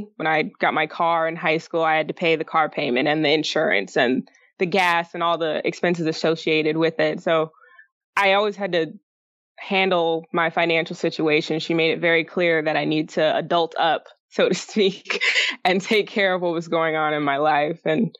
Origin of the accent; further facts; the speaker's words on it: Colorado, United States; also born or lived in Alaska; We grew up a lot of places. I say we, because I'm a twin, my brother. But mostly in Colorado and Alaska is where I spent a good chunk of time. But we did move a lot when I was sma